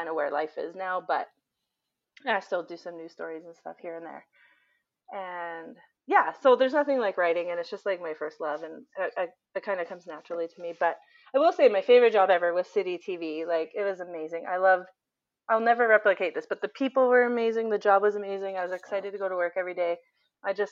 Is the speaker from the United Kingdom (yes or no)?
no; Canada; we're Canadian